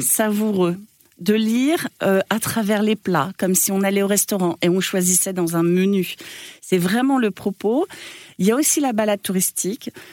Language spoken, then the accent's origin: French; Normandy, France; je suis normande